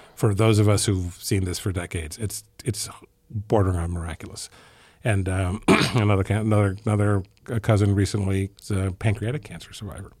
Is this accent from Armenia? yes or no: no; Ethiopia; moved away; I grew up in Ethiopia